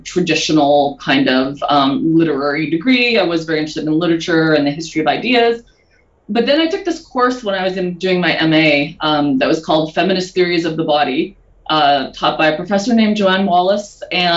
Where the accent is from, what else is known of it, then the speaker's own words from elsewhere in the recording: Manitoba, Canada; moved away; I grew up in Manitoba in Canada. And I grew up on a farm, actually.